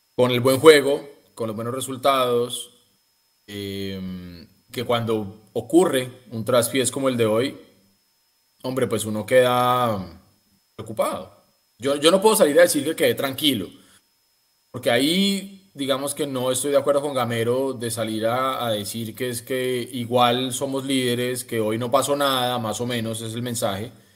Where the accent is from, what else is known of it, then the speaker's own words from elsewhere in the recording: Colombia; todos los colombianos que creemos que somos más que ecuatorianos, bolivianos y peruanos